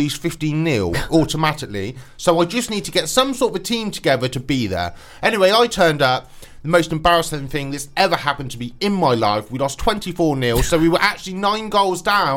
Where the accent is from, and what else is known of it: Swindon, South West England, United Kingdom; born or raised there